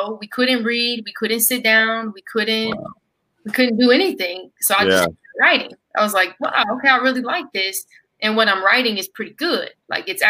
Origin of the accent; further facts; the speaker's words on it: Colorado Springs, Colorado, United States; moved away as an adult; also born or lived in DMV area (Washington D.C. metro) / Hampton, Virginia; I'm originally from Colorado Springs, Colorado